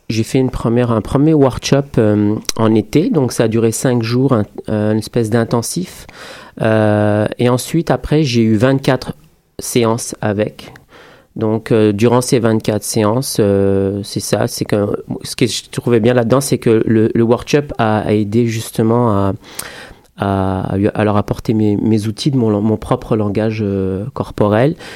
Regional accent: France; also born or lived in Morocco; now in Canada; je suis français-marocain, euh, je suis, j'ai immigré au Québec euh, il y a maintenant un petit moment.

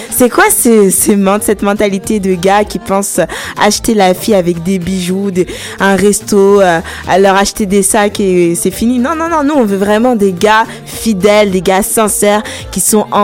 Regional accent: France; accent: French; Là, j'ai dit à la française avec mon accent français.

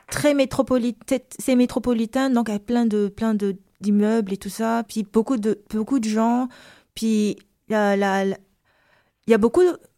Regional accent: Antananarivo, Analamanga, Madagascar; born there; also born or lived in Mananjary; je suis née à Antananarivo, c'est la capitale. Puis euh, moi, généralement, quand j'étais plus jeune, je, passais beaucoup de temps euh, sur les côtes, chez mon grand-père à Mananzar.

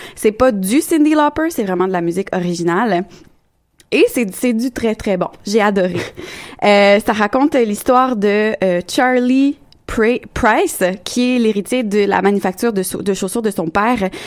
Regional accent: Quebec City, Quebec, Canada; je suis bien de Québec

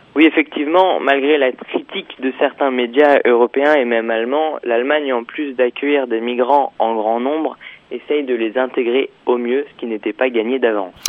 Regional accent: France; je suis français

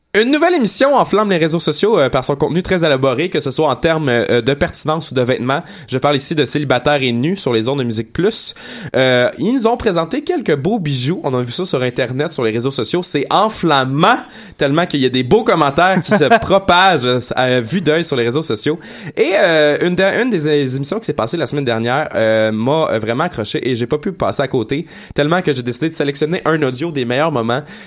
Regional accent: Quebec, Canada; on est Québécois

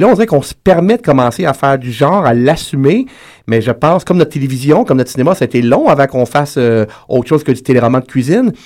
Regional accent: Quebec, Canada; Je suis québécois

